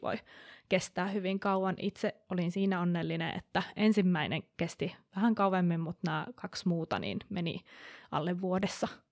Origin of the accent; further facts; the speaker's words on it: Kuopio, North Savo, Finland; moved away; also born or lived in Aarhus; mun alun perin Kuopiosta katoisin